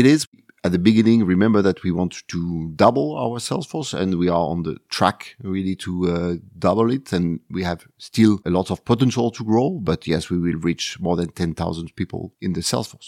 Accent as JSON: {"language": "English", "town": "Marseille", "region": "Provence-Alpes-Côte d'Azur", "country": "France", "tie": "born or raised there", "said": "Marseille is my hometown, uh, the city, uh, where everything starts for me."}